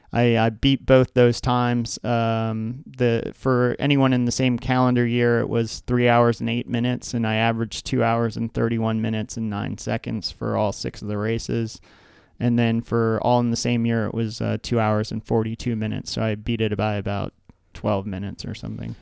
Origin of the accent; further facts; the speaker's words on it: Oakton, Virginia, United States; also born or lived in Michigan; now in Arlington, United States; I grew up in Oakton